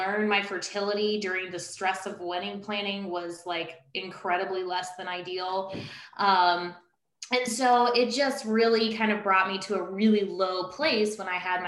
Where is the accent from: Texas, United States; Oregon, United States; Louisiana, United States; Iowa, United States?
Louisiana, United States; Baton Rouge; now in Northern Virginia, United States; I'm originally from Baton Rouge.